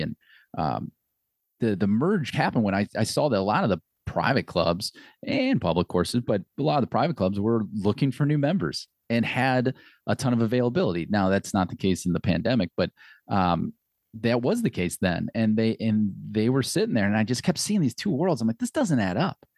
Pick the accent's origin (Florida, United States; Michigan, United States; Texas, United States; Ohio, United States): Ohio, United States; Akron; also born or lived in Cork, Ireland; I was from Akron, I went to school at Akron